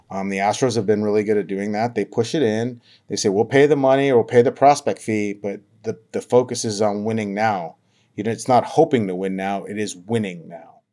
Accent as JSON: {"language": "English", "town": "Havre", "region": "Montana", "country": "United States", "tie": "born or raised there", "also_born_or_lived": "Missoula, Montana", "moved": "as an adult", "lives_now": "Tacoma, United States", "said": "my hometown of Haver, Montana"}